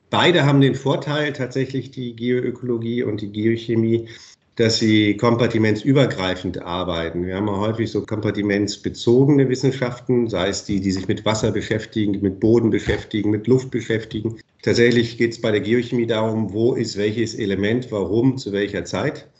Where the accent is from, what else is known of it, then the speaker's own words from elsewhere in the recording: Bremen, Germany; moved away as an adult; now in Karlsruhe, Germany; Ich bin Bremer von Haus aus, also ganz aus dem Norden